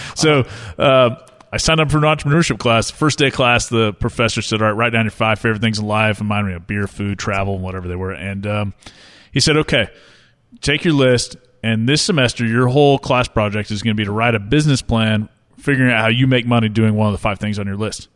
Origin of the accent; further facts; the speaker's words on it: Tulsa, Oklahoma, United States; I grew up here in Tulsa, where we are now